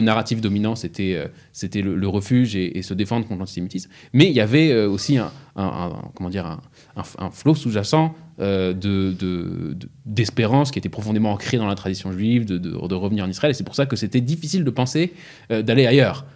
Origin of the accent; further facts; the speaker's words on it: Strasbourg, Grand Est, France; j'ai grandi à Strasbourg